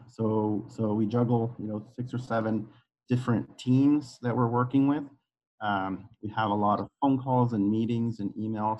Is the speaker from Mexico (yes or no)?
yes; Guadalajara, Jalisco, Mexico; moved away as an adult; now in United States; I was uh, born and raised in Guadalajara, Mexico.